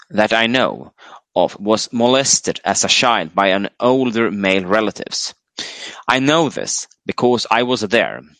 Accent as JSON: {"language": "English", "country": "United States", "tie": "born or raised there", "said": "as a teenage male growing up in America in the sexual revolution 70s, I was uh, targeted by older males."}